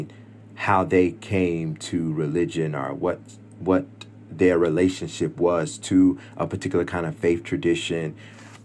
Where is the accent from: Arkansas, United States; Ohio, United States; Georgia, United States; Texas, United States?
Georgia, United States; Stone Mountain; also born or lived in Lithonia, Georgia; my home church in Stone Mountain